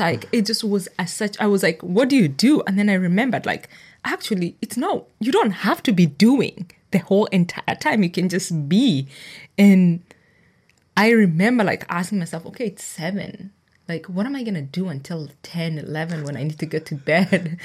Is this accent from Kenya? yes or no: yes; Kenya; moved away; also born or lived in United States / Nakuru, Kenya; I grew up in Kenya, so that was my culture, and then I moved to America